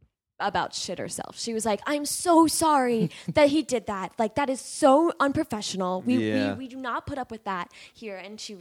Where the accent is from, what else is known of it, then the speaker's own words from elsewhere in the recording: United States; And I was like, I'm Indian, but I'm not Indian, really. I mean, like I am Indian, but I'm not Indian. Yeah. You know what I mean? Like I don't even speak Hindi. I don't speak.